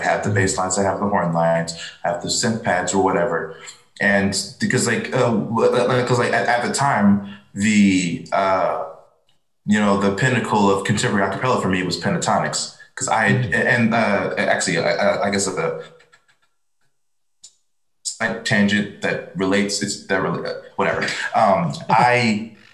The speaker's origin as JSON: {"language": "English", "town": "Kansas City", "country": "United States", "said": "I was from Kansas City"}